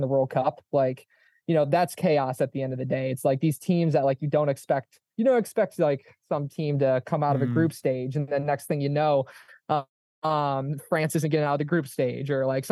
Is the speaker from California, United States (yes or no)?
no; Michigan, United States; I have family and friends because I'm from Michigan